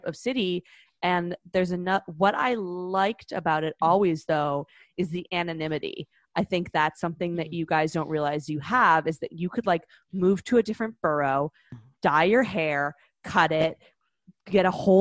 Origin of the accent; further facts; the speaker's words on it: Vancouver Island, British Columbia, Canada; now in New York, United States; I came from Vancouver, more specifically Vancouver Island, which is where I went to high school.